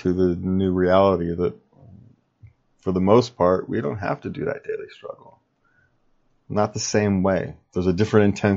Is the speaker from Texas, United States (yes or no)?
no; Sacramento, California, United States; I grew up in Sacramento, California